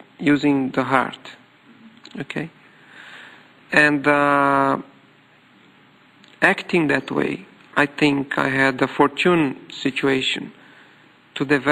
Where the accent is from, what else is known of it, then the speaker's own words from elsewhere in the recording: Brazil; English is a second language; I am Latin American, completely away from Japan, opposite. When Japan is midnight, Brazil is midday